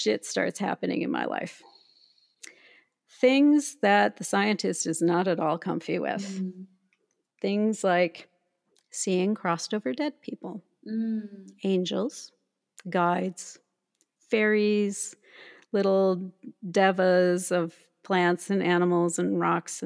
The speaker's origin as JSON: {"language": "English", "region": "Minnesota", "country": "United States", "tie": "born or raised there", "said": "I was raised in Minnesota"}